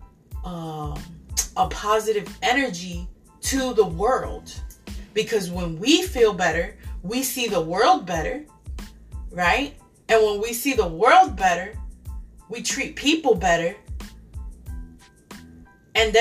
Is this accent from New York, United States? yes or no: yes; New York City, New York, United States; moved away; I come from New York City